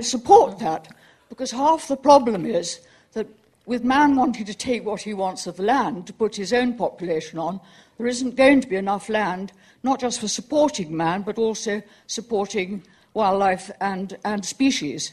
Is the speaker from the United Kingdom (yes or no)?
yes; London, United Kingdom; I come from Greenwich